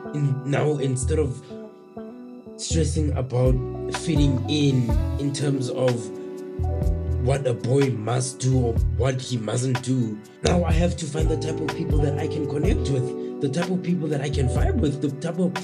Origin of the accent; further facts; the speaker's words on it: Tembisa, Gauteng, South Africa; born and raised in Tembisa